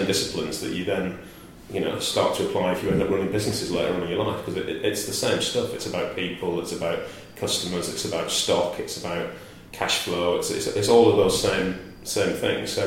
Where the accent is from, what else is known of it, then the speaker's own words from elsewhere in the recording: Bolton, North West England, United Kingdom; moved away as an adult; also born or lived in Norwich; I grew up in Bolton, which is just north of Manchester